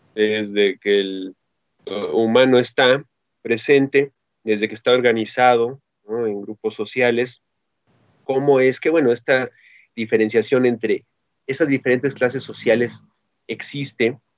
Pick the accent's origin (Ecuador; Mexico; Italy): Mexico; de los mexicanos